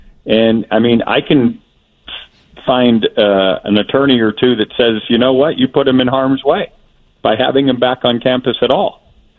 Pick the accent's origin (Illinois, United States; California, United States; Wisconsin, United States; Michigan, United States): Wisconsin, United States; born there; You know, I was born in Wisconsin. My mom and dad are Dick and Jane, right?